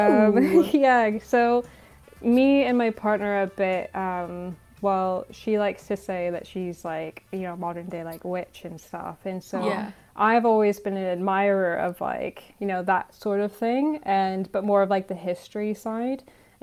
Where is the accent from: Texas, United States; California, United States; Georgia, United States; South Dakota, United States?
Texas, United States; Austin; moved away as an adult; now in United Kingdom; I'm from Austin.